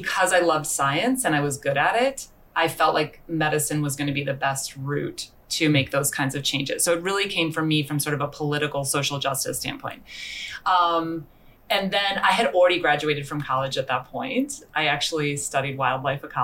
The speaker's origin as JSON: {"language": "English", "country": "United States", "also_born_or_lived": "San Francisco", "moved": "as an adult", "lives_now": "Vancouver, Canada", "said": "I'm from the United States"}